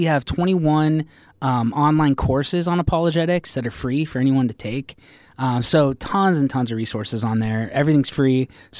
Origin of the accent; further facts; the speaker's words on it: Pine, Arizona, United States; I'm from Pine.